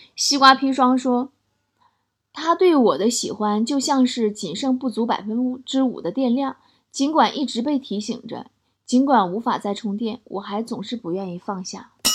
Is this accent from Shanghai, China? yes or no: no; Shenyang, Liaoning, China; 还是我家乡